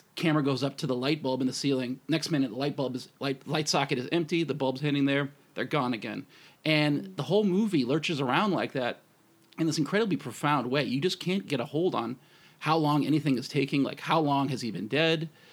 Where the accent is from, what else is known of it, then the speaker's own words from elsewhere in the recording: United States; I'm American too